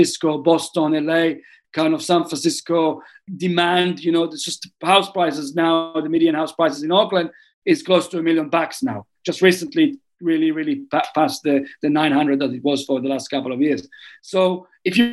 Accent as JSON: {"language": "English", "town": "Tel Aviv", "region": "Tel Aviv District", "country": "Israel", "tie": "born or raised there", "moved": "as an adult", "lives_now": "New Zealand", "said": "I grew up in Tel Aviv, which is a big city."}